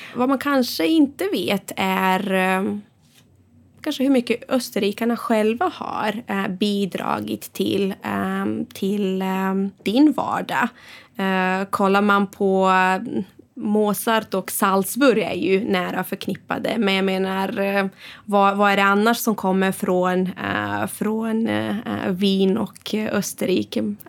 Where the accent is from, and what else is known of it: Sweden; moved away